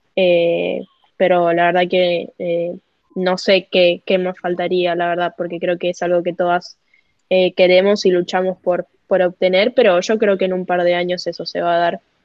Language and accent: Spanish; Argentina; moved away; also born or lived in Panama; yo soy argentina